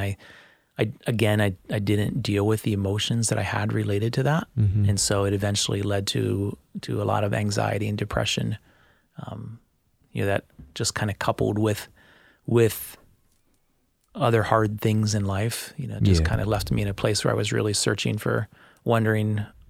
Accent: Cuiabá, Mato Grosso, Brazil; Yeah, so the city that we were in was Cuiabá, and there were enough foreign missionaries in that city that there was a mission sch

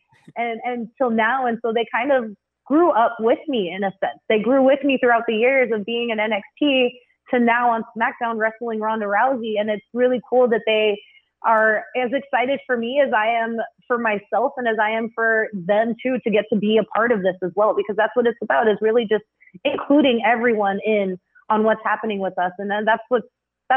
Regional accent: South Texas, United States; I was a center where I grew up down in South Texas

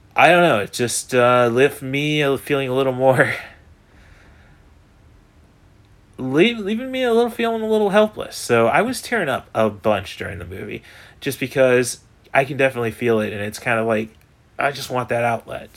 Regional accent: Morton, Illinois, United States; everyone I know went to a Big Ten university ended up getting the hell out of Morton, so that tells you about my hometown

